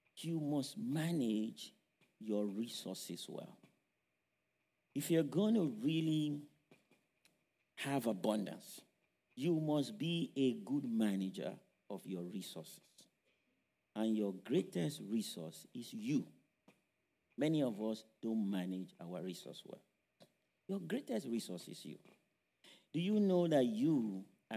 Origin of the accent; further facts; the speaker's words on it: Nigeria; moved away; those of us who grew up in Africa, I grew up in Nigeria.